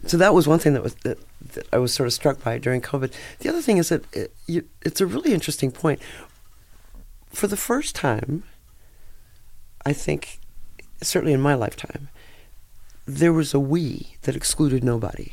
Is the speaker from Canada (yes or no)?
yes; Vancouver, British Columbia, Canada; moved away as an adult; also born or lived in India; now in Las Vegas, United States; I grew up in Canada, where I wasn't exposed to black history